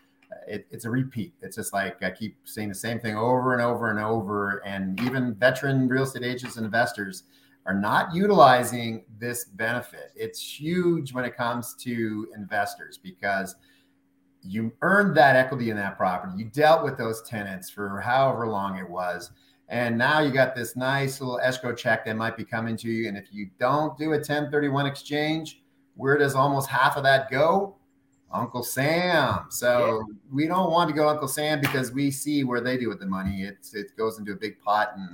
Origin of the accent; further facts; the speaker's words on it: Canada; Dalhousie University. I'm Canadian